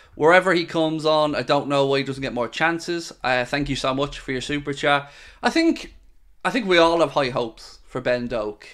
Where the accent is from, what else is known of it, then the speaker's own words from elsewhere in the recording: Ireland; also born or lived in Wexford; I'm Irish and I live in Ireland and I live in Wexford